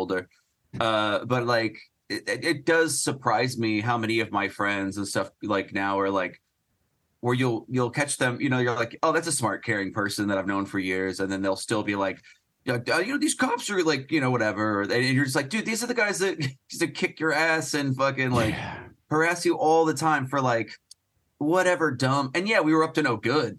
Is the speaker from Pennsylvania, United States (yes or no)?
no; Phoenix, Arizona, United States; moved away; also born or lived in Portland; I grew up in Phoenix.